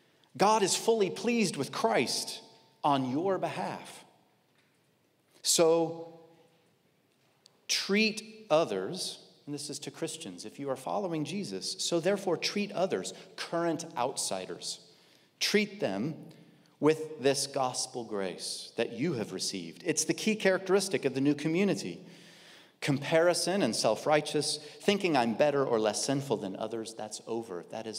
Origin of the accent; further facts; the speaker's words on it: Kansas, United States; Okay, I grew up in Kansas in a very, very conservative church.